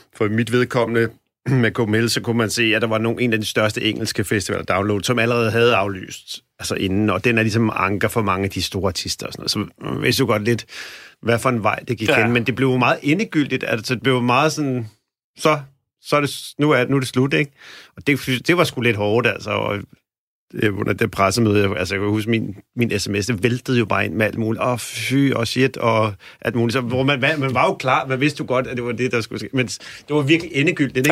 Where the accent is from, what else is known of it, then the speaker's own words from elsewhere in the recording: Helsingør, Capital Region of Denmark, Denmark; jeg er dog fra Helsingør